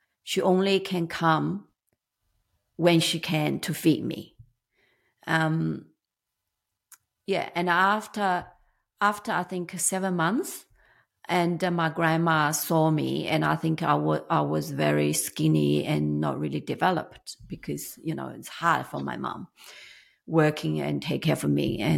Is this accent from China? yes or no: yes; China; English is a second language; moved away as an adult; I'm 55 years old. I came from China when I was 24. Of course, it's not very easy back then when I came. I did study English as a second language, but I don't really speak much.